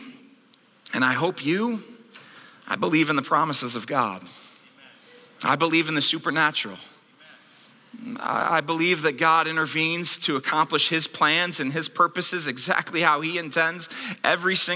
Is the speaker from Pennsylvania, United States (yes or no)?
no; Akron, Ohio, United States; the children's hospital that I was born in Akron, Ohio